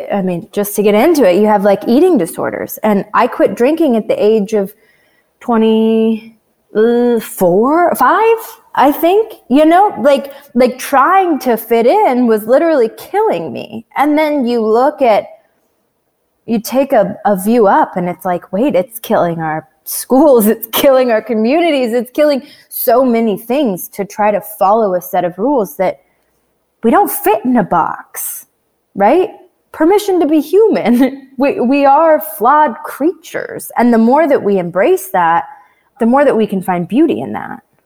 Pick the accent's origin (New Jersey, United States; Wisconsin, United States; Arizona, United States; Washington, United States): Washington, United States; also born or lived in Canada; I was raised in Washington State